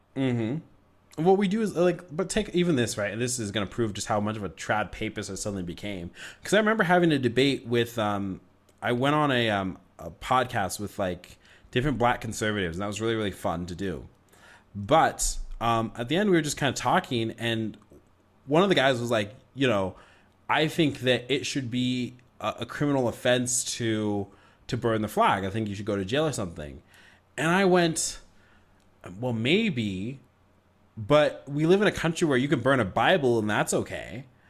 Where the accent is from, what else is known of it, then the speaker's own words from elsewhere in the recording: United States; I love being an American